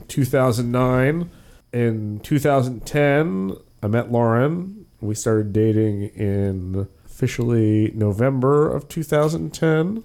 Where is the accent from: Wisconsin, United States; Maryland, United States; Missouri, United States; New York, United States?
Maryland, United States; Gaithersburg; moved away as an adult; also born or lived in York, Pennsylvania; I grew up in Gaithersburg, Maryland, which is about twenty miles northwest of Washington, D C. I lived there from zero